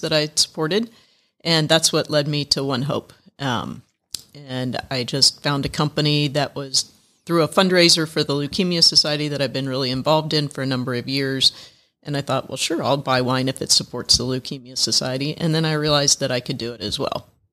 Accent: Indiana, United States; moved away as an adult; now in Atlanta, United States; I grew up in Indiana.

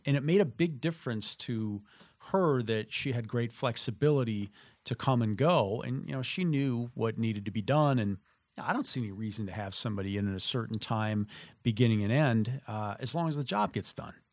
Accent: southern Minnesota, United States; moved away as an adult; also born or lived in Midwest; having grown up in the, in southern Minnesota and living in the Midwest for the, you know, first thirty-three years of my existence

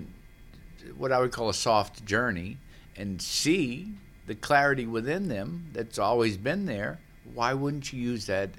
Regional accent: New Orleans, Louisiana, United States; growing up in New Orleans

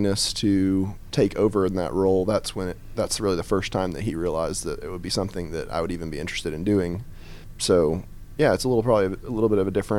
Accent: Loganville, Georgia, United States; I grew up in Loganville, Gwinnett County side of Loganville, went to South Gwinnett High School

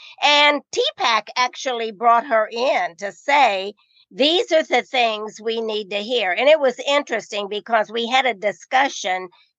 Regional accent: Indiana, United States; because I came from the Midwest, from Indiana

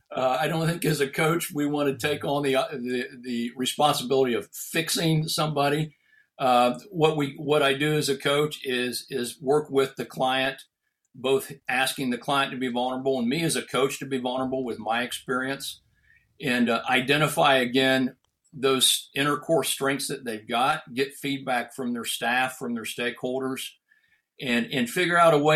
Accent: Ohio, United States; a physician-owned surgical hospital here in my hometown in Ohio

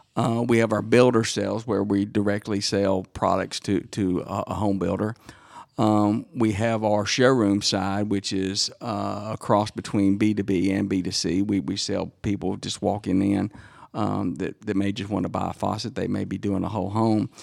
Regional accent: Dacula, Georgia, United States; made fun of coming from the, the country farmland.

